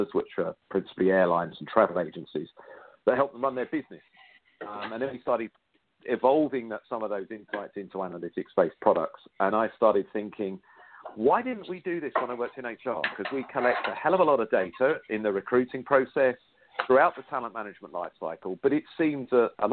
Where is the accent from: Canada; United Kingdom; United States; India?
United Kingdom; I am British